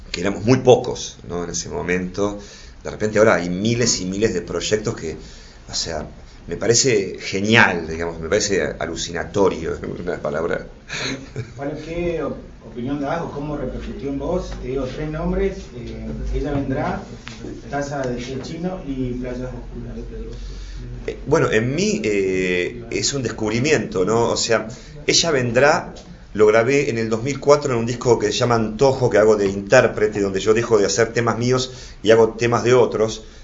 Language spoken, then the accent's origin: Spanish; Buenos Aires, Argentina; me crié en Flores